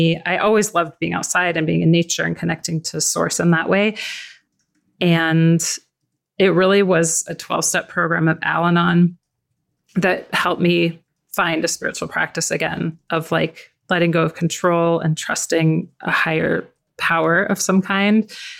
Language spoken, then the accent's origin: English; Tucson, Arizona, United States; I grew up in Tucson, Arizona, and back then we were able to go explore and play in the desert.